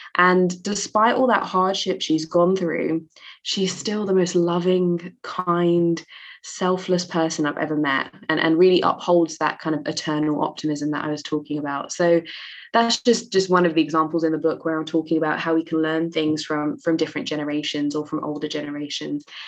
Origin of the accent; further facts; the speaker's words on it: London, United Kingdom; I grew up in East London, um, which in the UK is a very diverse and, and multicultural part of the UK.